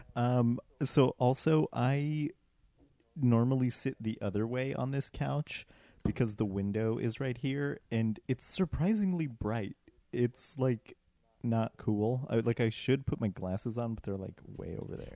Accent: Colorado, United States; moved away; I'm from Colorado

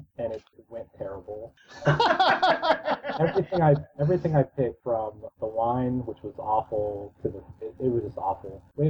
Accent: St. Louis, Missouri, United States; I'm from Missouri. I'm from the St. Louis area.

